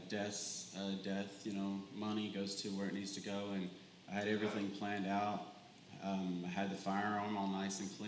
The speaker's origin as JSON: {"language": "English", "town": "Villa Rica", "region": "Georgia", "country": "United States", "lives_now": "Cartersville, United States", "said": "I'm from Villarica, Georgia"}